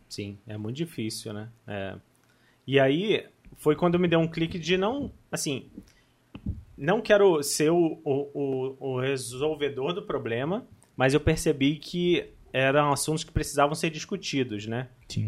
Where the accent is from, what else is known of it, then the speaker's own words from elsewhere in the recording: Barra Mansa, Rio de Janeiro, Brazil; now in Volta Redonda, Brazil; nasci em Barra Mansa, atualmente estou morando em Volta Redonda